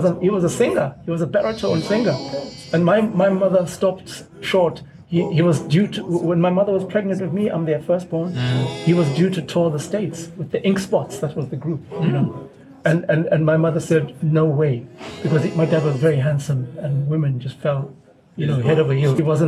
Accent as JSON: {"language": "English", "town": "Claremont", "region": "KwaZulu-Natal", "country": "South Africa", "tie": "born or raised there", "said": "I grew up in Claremont Township"}